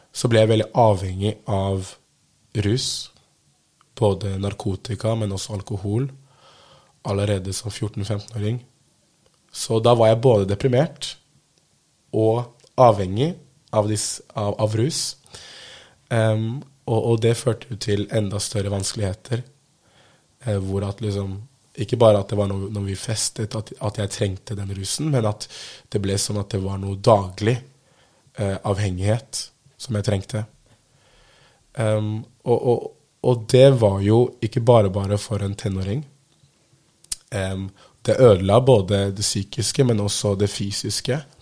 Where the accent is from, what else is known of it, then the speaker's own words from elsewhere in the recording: Oslo, Norway; jeg er fra Holmlia, som er en bydel i Oslo